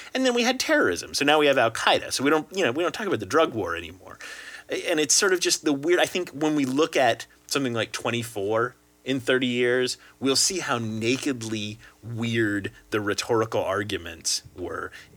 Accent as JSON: {"language": "English", "town": "Lexington", "region": "Kentucky", "country": "United States", "tie": "born or raised there", "said": "I in fact was born in the Commonwealth of Kentucky. Up in, up in, in fact, Does- Derby country. I was born in Lexington."}